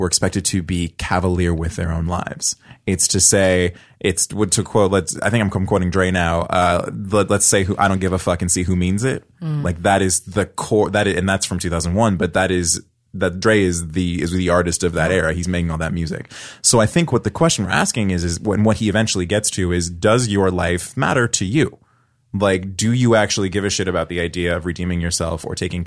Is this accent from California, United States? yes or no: yes; Oakland, California, United States; I grew up, I'm from Oakland. I grew up in like the nice part of Oakland